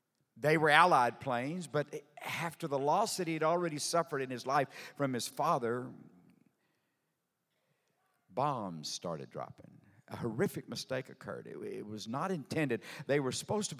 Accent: Sour Lake, Texas, United States; I'm from Sour Lake, Texas. A little southeast Texas town

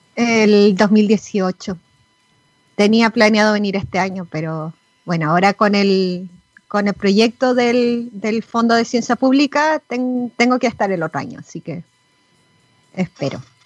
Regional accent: Chile; moved away; nosotros como chilenas en el extranjero no podemos votar

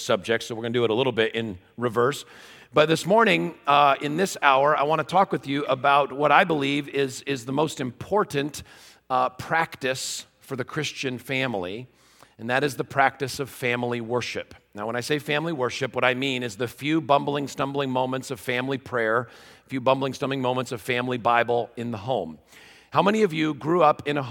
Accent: Wheaton, Illinois, United States; I'm from Wheaton, Illinois

